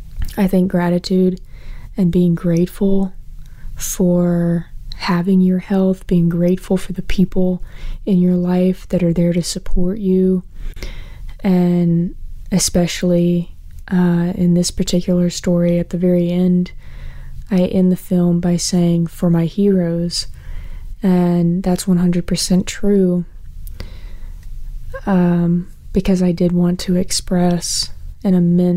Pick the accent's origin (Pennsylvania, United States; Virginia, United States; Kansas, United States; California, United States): Virginia, United States; I'm from Central Virginia